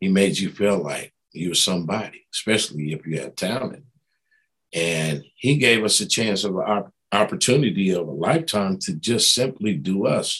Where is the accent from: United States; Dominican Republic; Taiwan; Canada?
United States; East Coast; moved away; I'm from the East Coast